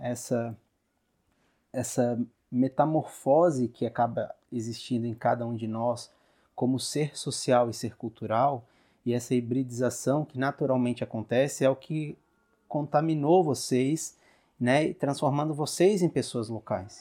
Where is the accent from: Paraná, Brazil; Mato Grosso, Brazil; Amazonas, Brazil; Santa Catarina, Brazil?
Santa Catarina, Brazil; Garopaba; como um morador de Garopaba, que nasci em Garopaba